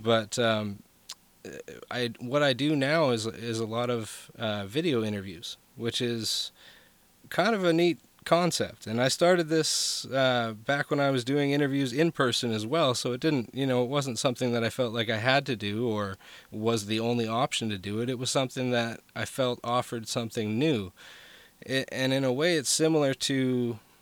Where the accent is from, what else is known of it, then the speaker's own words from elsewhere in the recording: Vancouver, British Columbia, Canada; moved away; that's where I was from was from Vancouver, BC